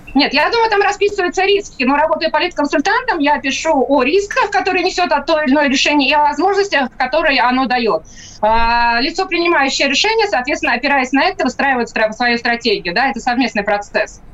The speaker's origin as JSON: {"language": "Russian", "region": "Saint Petersburg", "country": "Russia", "tie": "born or raised there", "said": "Санкт-Петербург, мой родной город"}